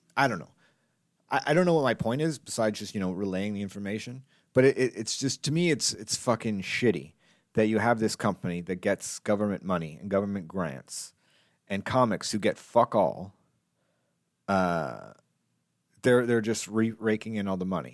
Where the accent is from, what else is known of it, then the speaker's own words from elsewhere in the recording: Canada; as a Canadian, as a Canadian comedian